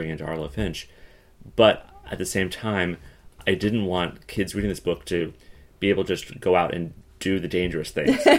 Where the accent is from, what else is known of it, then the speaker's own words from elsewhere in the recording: Colorado, United States; so I grew up in Colorado. So I grew up um, at the edge of the mountains. So not deep in the mountains, but at the very edge of the mountains